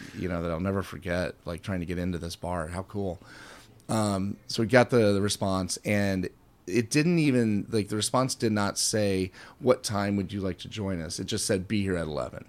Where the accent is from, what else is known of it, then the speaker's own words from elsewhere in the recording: Kansas City, Missouri, United States; I'm from Kansas City.